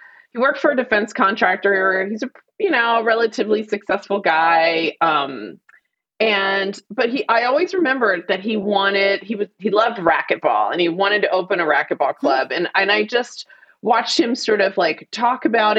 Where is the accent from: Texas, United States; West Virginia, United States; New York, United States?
Texas, United States; Fort Worth; I grew up in Fort Worth, Texas